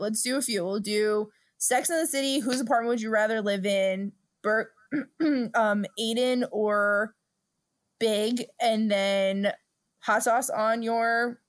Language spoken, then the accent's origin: English; Brooklyn, New York, United States; We're two broads from Brooklyn.